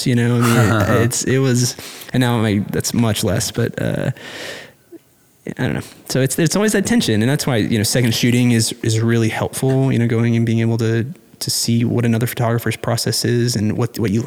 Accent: Austin, Texas, United States; also born or lived in Arlington, Texas; now in Fort Worth, United States; I grew up in Austin

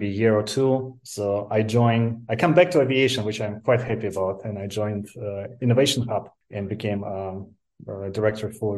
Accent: Moscow, Russia; moved away as an adult; Originally, I'm from Moscow

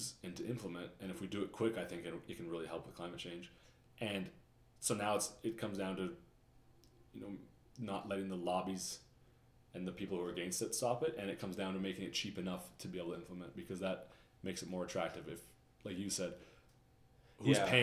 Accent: Calgary, Alberta, Canada; I'm from Calgary

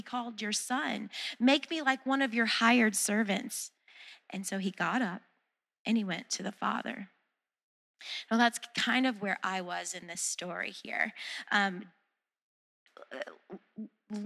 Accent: the South, United States; I'm from the South

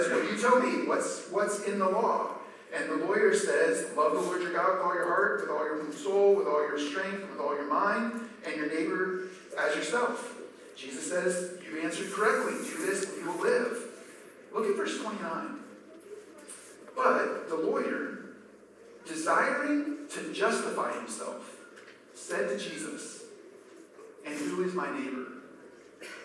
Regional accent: Maryland, United States; I grew up in Maryland.

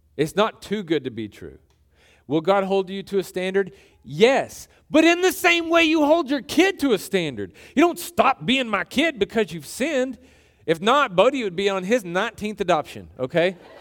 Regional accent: Texas, United States; we, we grew up in Texas

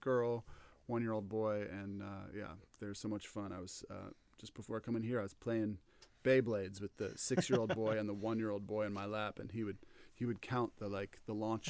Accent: Virginia, United States; also born or lived in London, England / Scotland / Canada; I'm originally from Northern Virginia, but haven't lived there in a few decades. Grew up there, also over in England, in London. Spent some college years in Scotland, some grad school in Canada

